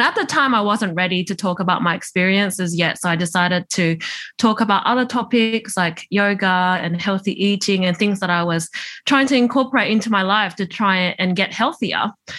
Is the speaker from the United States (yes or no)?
no; Tokyo, Japan; born there; I was born in Tokyo, which is where my mum's from.